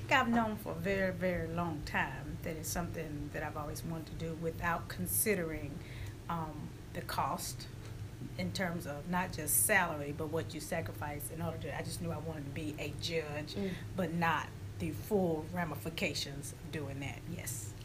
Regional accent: Augusta, Georgia, United States; playing at the park is where I grew up here in Augusta

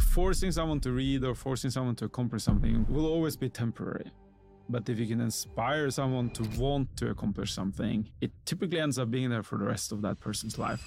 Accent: Norway; moved away as an adult; now in Singapore; growing up in Norway

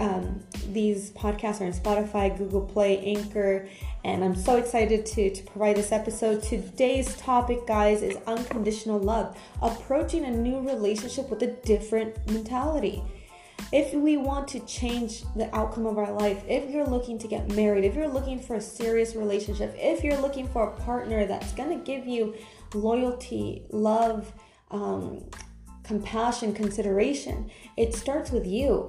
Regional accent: California, United States; moved away as an adult; now in Europe; I'm from America, I'm Cal- from California

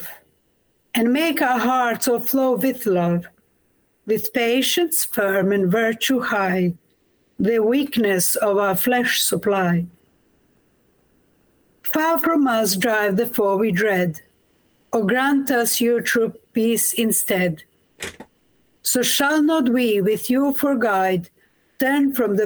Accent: Kosovo; moved away as an adult; also born or lived in Croatia; now in England; I was born in Kosovo, in former Yugoslavia, done my formation in Croatia.

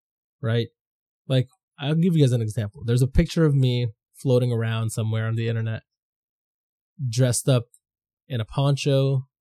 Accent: Toronto, Ontario, Canada; also born or lived in Philippines; I grew up in Scarborough, Danforth

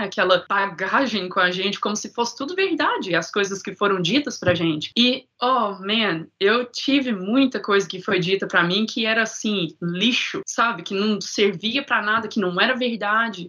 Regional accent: Divinópolis, Minas Gerais, Brazil; accent: Boston; moved away as an adult; also born or lived in Boston, United States; now in Florida, United States; eu cresci lá em Divinópolis, Minas Gerais

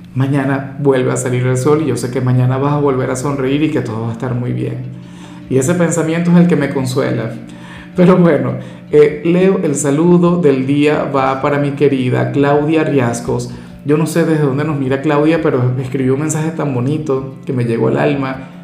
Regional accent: Venezuela; muy de mi tierra

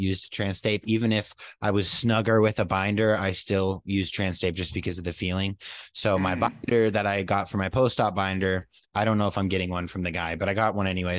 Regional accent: New York, United States; born there; But I'm from out of town and I was born not even in Tennessee. So I got a little loophole working with me because I was born in New York.

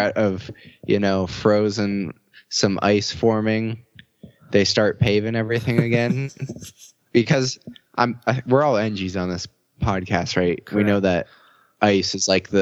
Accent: Warren, Pennsylvania, United States; we all lived on these type of roads growing up in Warren

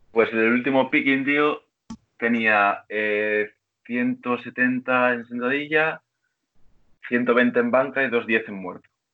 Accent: Vigo, Galicia, Spain; Soy gallego, tío, de Vigo

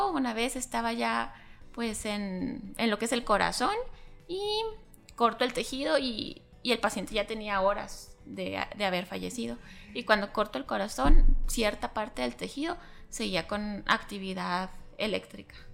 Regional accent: Chihuahua, Mexico; also born or lived in Ciudad Juárez, Mexico; Soy de aquí, de Chihuahua, Chihuahua.

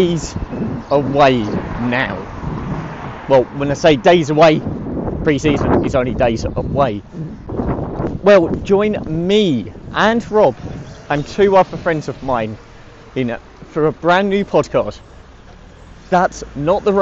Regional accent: Essex, East of England, United Kingdom; accent: posh; also born or lived in London; obviously I now live in Essex and have lived here for over 20 years

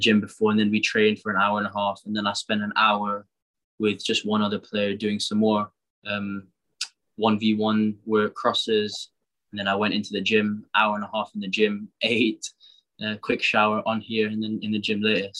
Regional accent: Singapore; now in Wolverhampton, United Kingdom; Singapore is my home more than anywhere else in the world. My family's still there. I grew up around the culture and my friends are still there

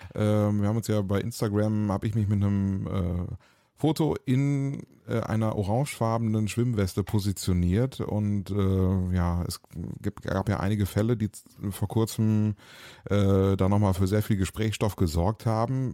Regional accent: Germany; unserer äh, gemeinsamen deutschen Geschichte

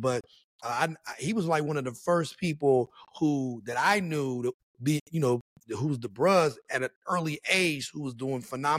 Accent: West Virginia, United States; but there were all kinds of things that even growing up in West Virginia that I was around.

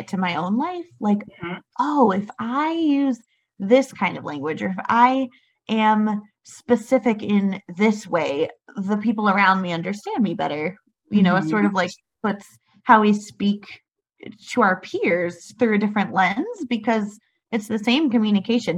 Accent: Asheville, North Carolina, United States; I'm from Asheville, North Carolina

